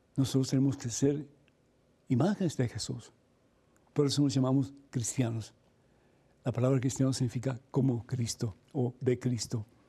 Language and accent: Spanish; Cuba; soy cubano